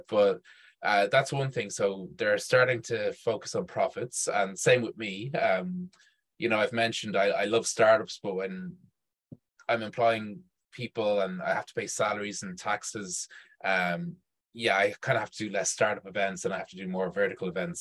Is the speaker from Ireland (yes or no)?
yes; Dublin, Leinster, Ireland; also born or lived in Chile; I'm from Dublin.